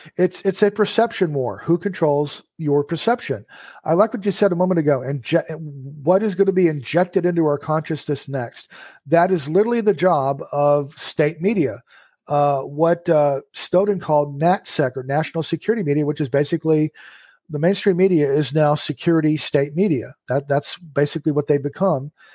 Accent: United States; my nature as an American

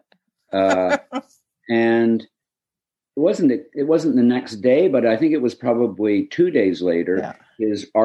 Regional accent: Hamilton, Ontario, Canada; my corner of Hamilton, where I grew up

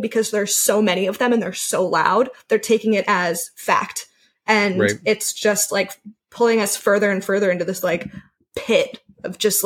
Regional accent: Seattle, Washington, United States; moved away; I'm from Seattle

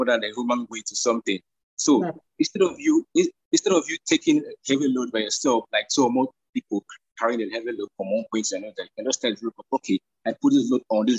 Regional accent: Nigeria; I'm a Nigerian

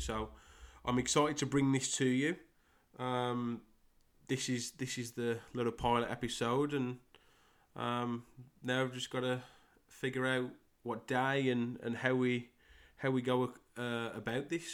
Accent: Great Wyrley, West Midlands, United Kingdom; accent: Midlands; moved away as an adult; I'm from a small village in England called Great Worley. Um, born and, born and raised there. Um, till I was twenty-six

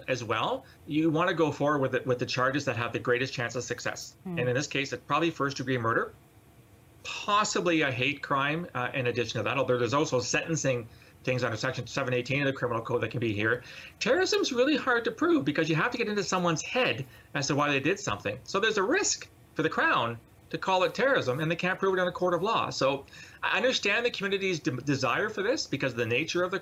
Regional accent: London, United Kingdom; London, which, by the way, is my hometown

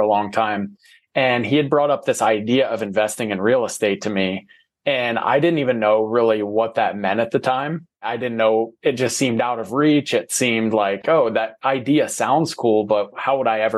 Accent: Ohio, United States; moved away as an adult; now in Arizona, United States; I'm from Ohio

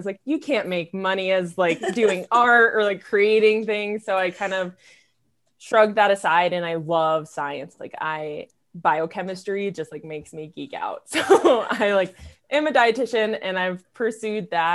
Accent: Maryland, United States; moved away as an adult; now in Hailey, United States; I'm from Maryland originally

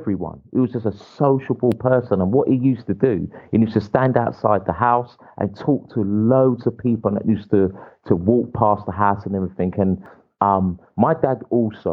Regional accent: England, United Kingdom; I was born in England

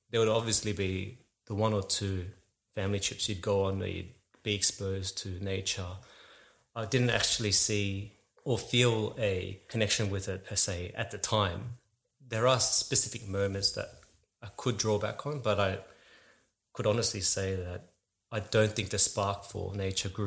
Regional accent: Eastwood, New South Wales, Australia; also born or lived in Summerhill / Doonside; So I was born in Summerhill, moved out west to Doonside, which is west of Blacktown, some people know. And I eventually found myself in the Ryde area in a town of Eastwood

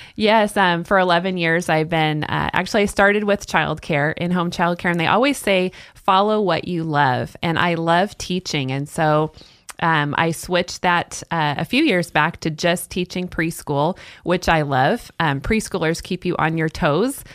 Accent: Salem, Oregon, United States; moved away; I'm originally from Salem, Oregon, and grew up there

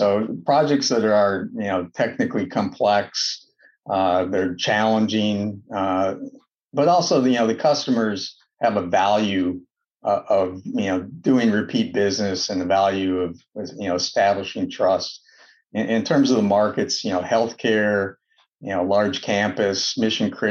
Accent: Wisconsin, United States; moved away as an adult; now in Bay Area, United States; Originally I grew up in Wisconsin

